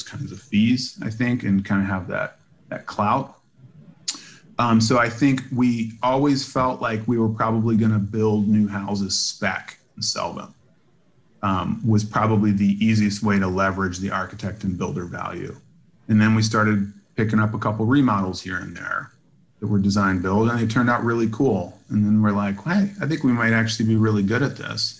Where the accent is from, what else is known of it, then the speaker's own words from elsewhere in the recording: Virginia, United States; now in Chicago, United States; I grew up in Virginia and live in Chicago now